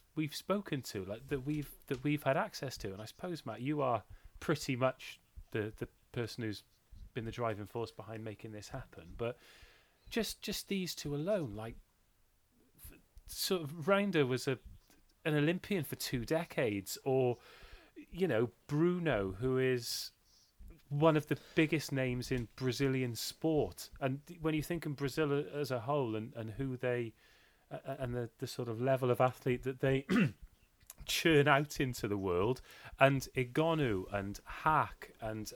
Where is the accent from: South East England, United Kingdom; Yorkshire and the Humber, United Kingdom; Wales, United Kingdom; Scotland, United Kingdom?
Wales, United Kingdom; I'm Welsh